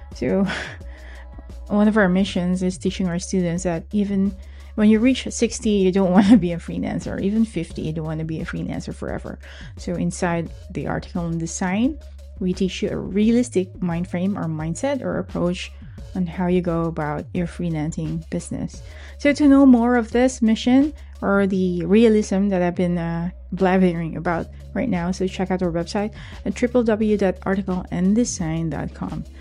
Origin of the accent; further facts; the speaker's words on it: Philippines; growing up in the Philippines